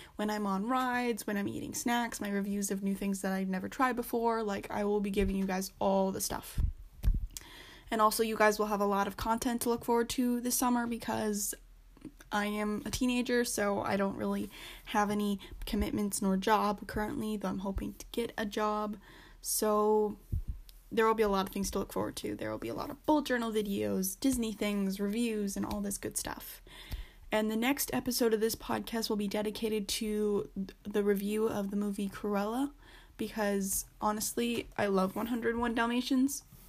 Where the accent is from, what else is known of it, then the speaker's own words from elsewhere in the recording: Canada; I'm Canadian, so I don't live in America nor in California